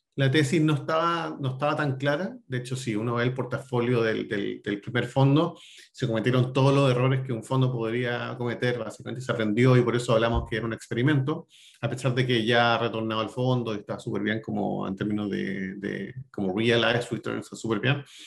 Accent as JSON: {"language": "Spanish", "country": "Chile", "also_born_or_lived": "New York", "moved": "as an adult", "lives_now": "Austin, United States", "said": "soy chileno"}